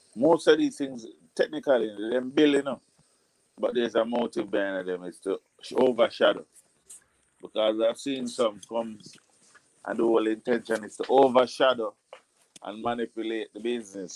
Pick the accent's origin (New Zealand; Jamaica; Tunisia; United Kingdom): Jamaica; accent: patois; as a Jamaican and you won't know if I don't open my mouth. And when I open my mouth, I'm not talking a patois.